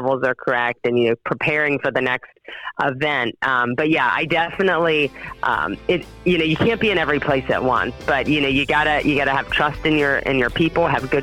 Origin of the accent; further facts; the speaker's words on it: Wheeling, West Virginia, United States; moved away as an adult; also born or lived in Buckhannon, West Virginia; now in St. Clairsville, United States; I grew up in Wheeling, West Virginia.